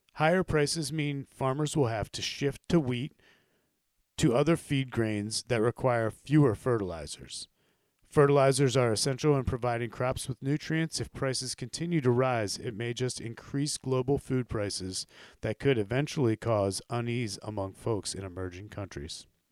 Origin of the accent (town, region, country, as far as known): United States